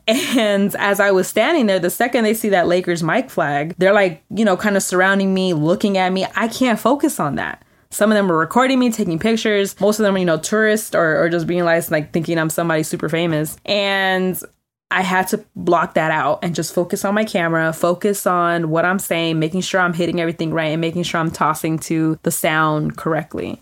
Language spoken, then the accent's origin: English; California, United States; I'm born and raised in California